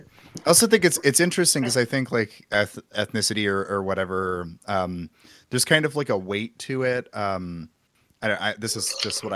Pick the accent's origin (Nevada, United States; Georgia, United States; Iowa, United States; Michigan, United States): Iowa, United States; I'm Iowan.